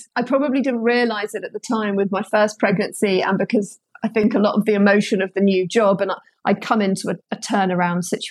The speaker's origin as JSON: {"language": "English", "region": "London", "country": "United Kingdom", "tie": "born or raised there", "said": "I'm a Londoner born and bred."}